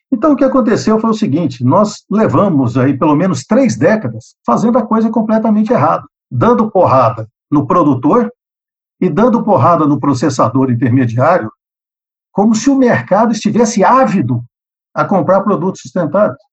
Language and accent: Portuguese; Goiás, Brazil; also born or lived in Iowa, United States; eu sou goiano, ele me tirou de Goiás, no Brasil, e me mandou para Goiás, nos Estados Unidos